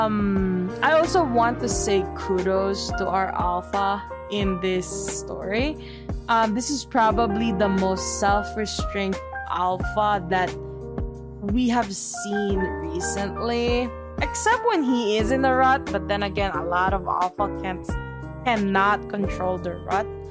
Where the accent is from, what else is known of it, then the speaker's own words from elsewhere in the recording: Philippines; me being Filipino, that Filipino pride be hitting me different